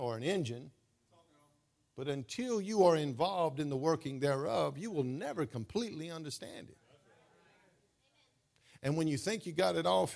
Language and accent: English; United States; born or raised there